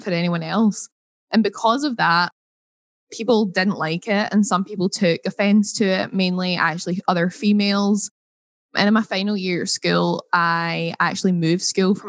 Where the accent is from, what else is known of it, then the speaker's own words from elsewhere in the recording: Scotland, United Kingdom; accent: Scottish; my Scottish accent